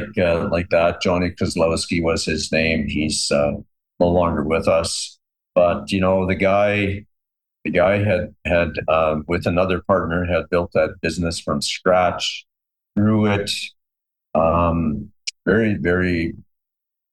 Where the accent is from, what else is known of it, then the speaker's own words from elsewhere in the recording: Canada; I'm Canadian